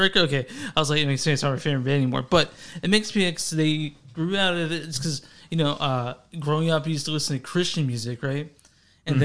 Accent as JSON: {"language": "English", "region": "Texas", "country": "United States", "said": "Texas just my own state"}